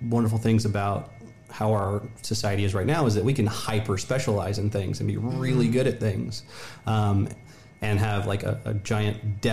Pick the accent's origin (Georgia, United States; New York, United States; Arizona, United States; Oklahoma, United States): Oklahoma, United States; Southern; moved away; I'm from Southern Oklahoma originally